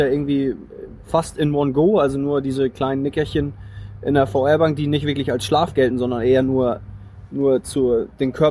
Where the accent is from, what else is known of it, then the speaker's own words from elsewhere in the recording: Flensburg, Schleswig-Holstein, Germany; ich komme aus Schleswig-Holstein, aus Flensburg.